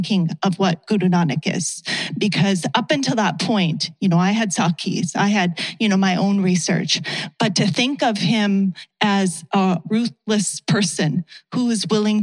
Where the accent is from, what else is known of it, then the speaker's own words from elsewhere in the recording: Canada; as a Sikh, as a South Asian, as a woman of color, as a Canadian